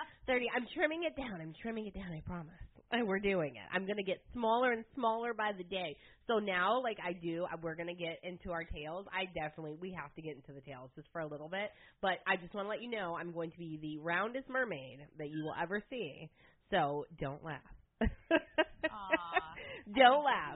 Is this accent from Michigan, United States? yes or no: yes; Michigan, United States; I'm from the north. I'm from Michigan